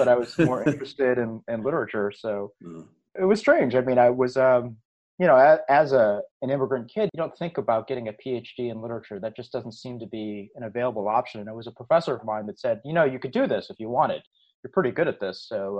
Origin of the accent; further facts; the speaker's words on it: Buffalo, New York, United States; also born or lived in Seoul, South Korea / Cleveland, Ohio; now in Irvine, United States; I was born in Seoul, but my family moved at a very young age. I was only a year and a half. We landed in the Cleveland, Ohio area, and I grew up in Buffalo, New York.